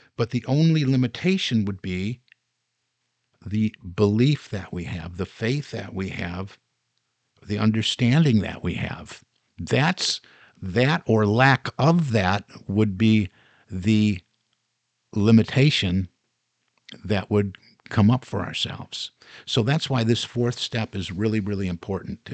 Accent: Detroit, Michigan, United States; Growing up in the Detroit area

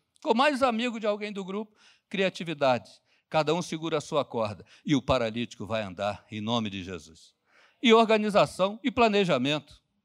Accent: Rio de Janeiro, Brazil; Eu, eu fui criado lá em Bangu

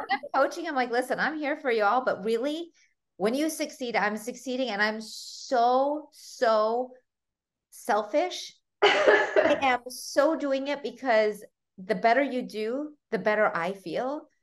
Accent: United States; English is a second language; also born or lived in Armenia; I was five when my parents moved from Armenia to America

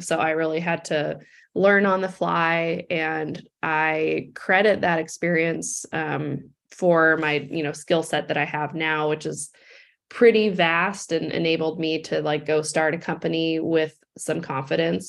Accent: Seattle, Washington, United States; I grew up in Seattle

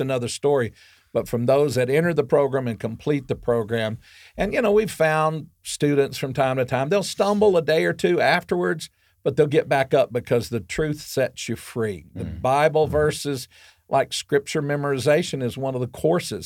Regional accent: Arkansas, United States; I grew up in Arkansas

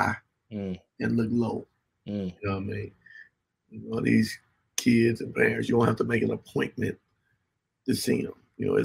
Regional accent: Miami, Florida, United States; moved away as an adult; also born or lived in France; now in Tallahassee, United States; I'm from Miami, Florida, Carroll City, 27th Avenue, 183rd Street

